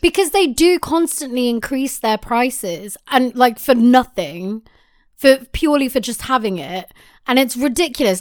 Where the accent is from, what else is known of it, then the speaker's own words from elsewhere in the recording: United Kingdom; I am British